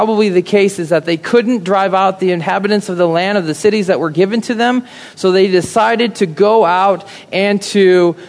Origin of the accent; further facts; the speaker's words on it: Midwest, United States; moved away; growing up in the Midwest